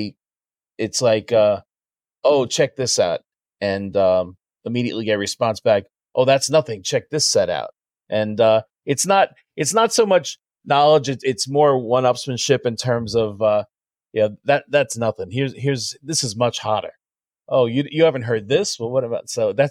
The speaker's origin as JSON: {"language": "English", "area": "South Shore of Long Island", "region": "New York", "country": "United States", "tie": "born or raised there", "said": "We grew up on the South Shore of Long Island"}